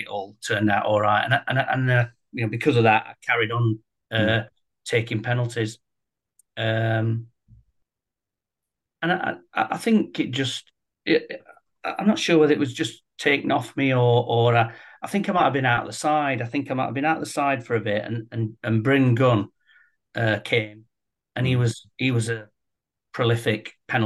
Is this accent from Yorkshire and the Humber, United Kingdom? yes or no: yes; Sheffield, Yorkshire and the Humber, United Kingdom; Sheffield lad, born and bred in Sheffield, a Sheffield Wednesday fan